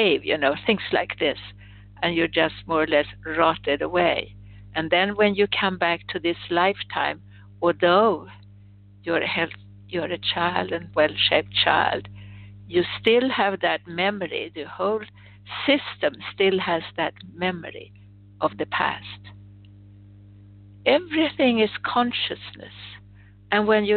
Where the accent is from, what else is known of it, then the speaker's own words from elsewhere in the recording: Sweden; moved away; I was born in Sweden